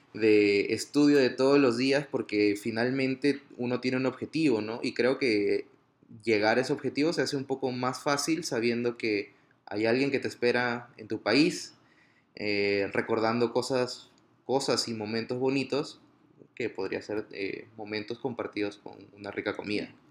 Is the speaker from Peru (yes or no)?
yes; Piura, Peru; moved away as an adult; Piura, que es el norte de Perú, de donde yo vengo